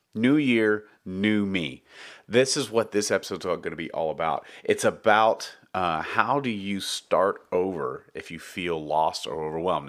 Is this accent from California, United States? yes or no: no; Dallas, Texas, United States; also born or lived in Round Rock, Texas / Austin, Texas / San Marcos, Texas / Taylor, Texas; I grew up in Texas, uh, in Dallas, Texas